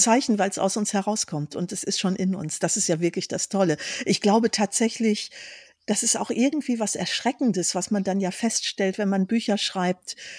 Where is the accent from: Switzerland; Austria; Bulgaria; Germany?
Germany; Tecklenburger Land, North Rhine-Westphalia; moved away as an adult; now in Iceland; dort, wo ich herkomme, aus dem Tecklenburger Land.